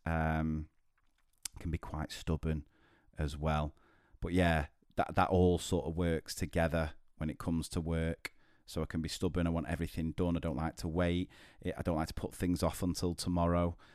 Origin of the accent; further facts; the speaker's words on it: Manchester, North West England, United Kingdom; I'm from Manchester